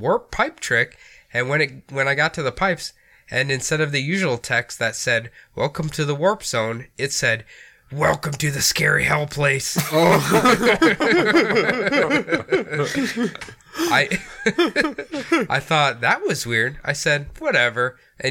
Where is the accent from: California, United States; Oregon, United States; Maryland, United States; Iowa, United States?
Iowa, United States; moved away; Growing up in Iowa